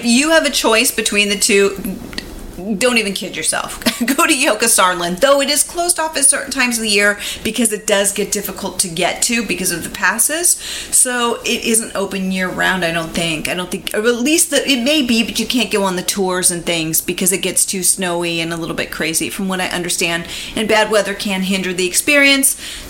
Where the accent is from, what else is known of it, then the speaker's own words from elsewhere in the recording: California, United States; from California.